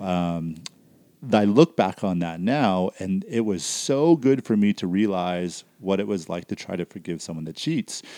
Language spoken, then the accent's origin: English; Surrey, British Columbia, Canada; now in Calgary area, Canada; I grew up in Surrey